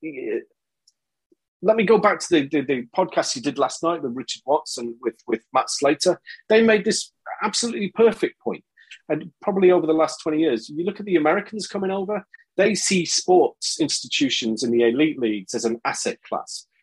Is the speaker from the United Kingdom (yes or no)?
yes; Scotland, United Kingdom; moved away as an adult; also born or lived in China; I grew up in Scotland and family from Liverpool